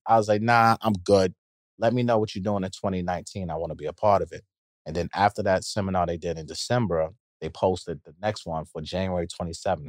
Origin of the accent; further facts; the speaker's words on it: New York City, New York, United States; I'm from Queens